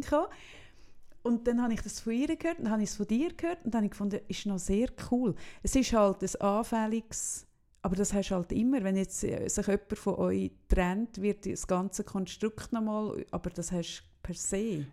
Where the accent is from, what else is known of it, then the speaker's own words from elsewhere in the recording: Solothurn, Switzerland; now in Zürich, Switzerland; bei uns in Solothurn heisst das Gänkeln